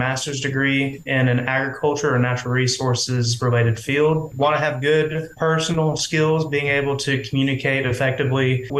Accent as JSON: {"language": "English", "area": "Gilmer County", "region": "Georgia", "country": "United States", "tie": "born or raised there", "said": "I was born and raised here in Gilmer County, where I was a part of 4-H as I was growing up"}